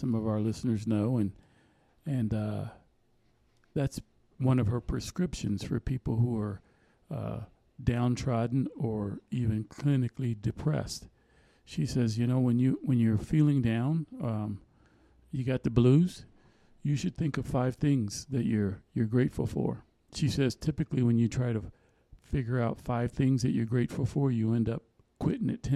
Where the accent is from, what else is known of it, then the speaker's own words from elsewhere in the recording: United States; we're from the United States.